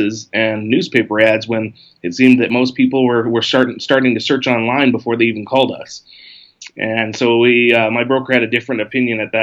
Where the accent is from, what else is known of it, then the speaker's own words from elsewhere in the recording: Big Island of Hawaii, United States; moved away as an adult; also born or lived in Southern California; I was born and raised on the Big Island of Hawaii